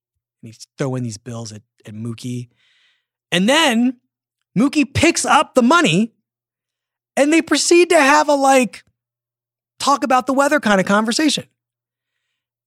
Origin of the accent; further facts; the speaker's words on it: Philadelphia, Pennsylvania, United States; I grew up in Philadelphia